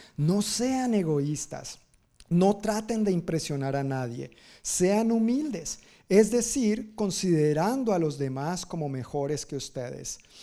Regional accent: Colombia; Yo, no soy, bueno, de Sudamérica, pero colombiano

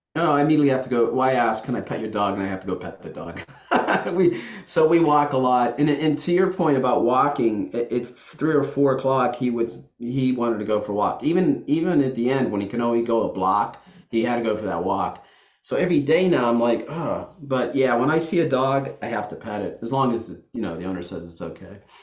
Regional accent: Youngstown, Ohio, United States; also born or lived in the South / Washington, D.C.; now in Saratoga Springs, United States; I grew up in Youngstown, Ohio

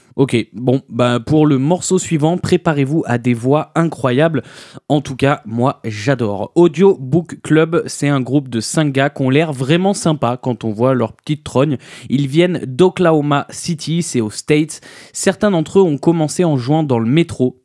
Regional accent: France; on est français.

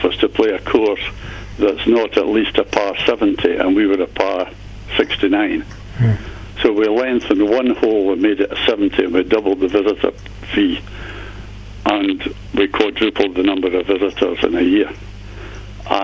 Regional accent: Dumfries, Scotland, United Kingdom; moved away as an adult; now in Brora, United Kingdom; I was brought up on James Braid golf courses down in the southwest of Scotland

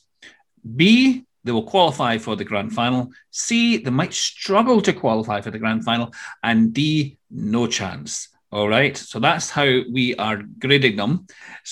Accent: Scotland, United Kingdom; I'm from Scotland.

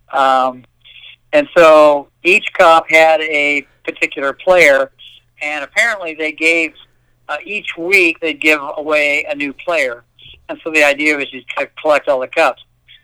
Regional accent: Indiana, United States; we're from Indiana

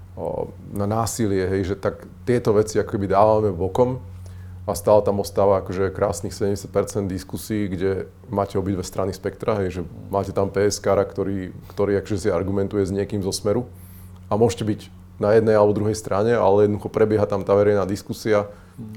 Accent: Žilina, Žilina Region, Slovakia; som zo Žiliny

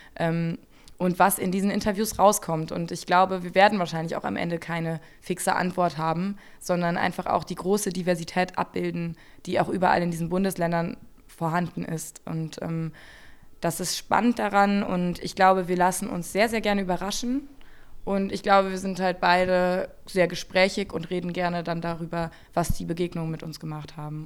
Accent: Germany; moved away as an adult; now in Jena, Germany; ich bin 92 im Rheinland geboren. Ähm, also ja, äh, Wessi

